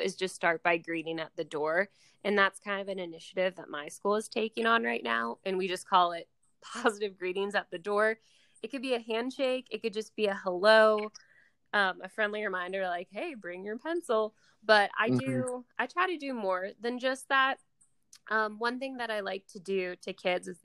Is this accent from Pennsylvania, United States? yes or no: yes; Pittsburgh, Pennsylvania, United States; I'm from Pittsburgh, Pennsylvania